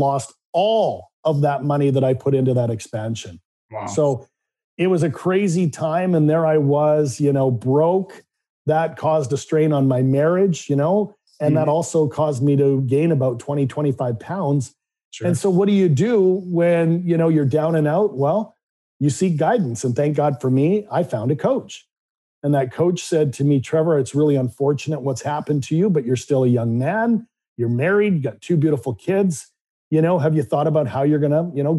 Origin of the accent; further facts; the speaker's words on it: Vancouver, British Columbia, Canada; I grew up in Vancouver, Canada.